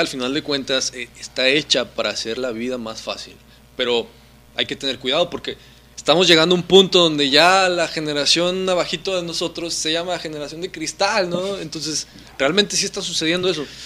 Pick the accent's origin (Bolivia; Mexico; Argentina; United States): Mexico; como mexicanos